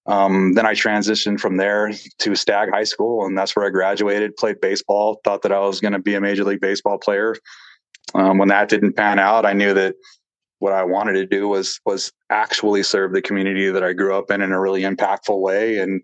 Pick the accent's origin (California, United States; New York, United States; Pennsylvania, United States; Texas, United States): California, United States; Stockton; Yeah, I mean, I was born and raised in Stockton. I was born in 1982 and I was raised in a two-family household of divorced parents in what would be considered Midtown Stockton, in between the ballpark and the Miracle Mile.